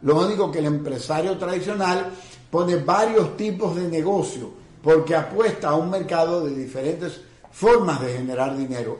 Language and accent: Spanish; Dominican Republic